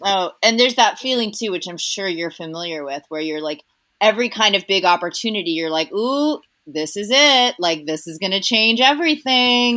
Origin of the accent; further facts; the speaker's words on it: Cypress, California, United States; also born or lived in Costa Rica; I grew up in Cypress, which is like a tiny little town right sort of on the border of Orange County and um, LA County